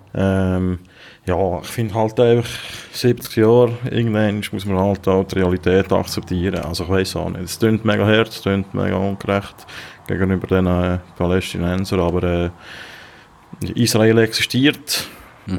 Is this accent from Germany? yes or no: no; Switzerland; kann ich als Schweizer